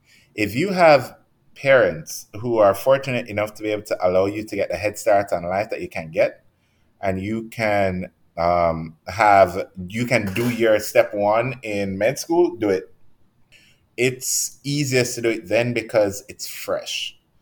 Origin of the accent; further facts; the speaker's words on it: Jamaica; they're a lot more likely to give someone from America who is not nearly as good a lot of the times as we are coming from Jamaica